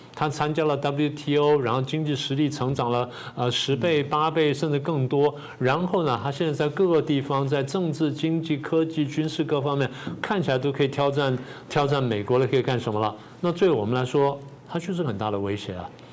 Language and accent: Chinese; Taiwan; 我们台湾人